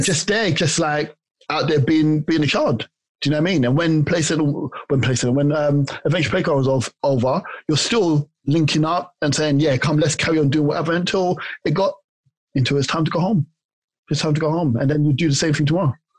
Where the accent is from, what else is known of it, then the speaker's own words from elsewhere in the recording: London, United Kingdom; also born or lived in Tooting / Hertfordshire / Ghana (ancestry); I was raised in Clapham Junction